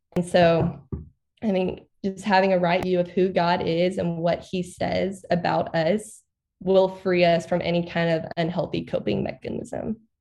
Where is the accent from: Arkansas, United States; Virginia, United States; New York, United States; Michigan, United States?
Arkansas, United States; I grew up in Arkansas. I've never moved outside of Arkansas.